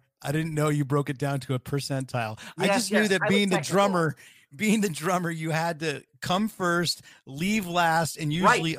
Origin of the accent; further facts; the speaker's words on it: Bay Area, California, United States; now in Sweden; I grew up in the Bay Area